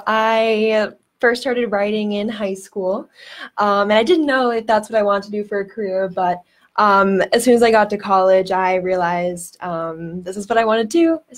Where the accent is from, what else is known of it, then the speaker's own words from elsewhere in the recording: Plymouth, Massachusetts, United States; I'm from Plymouth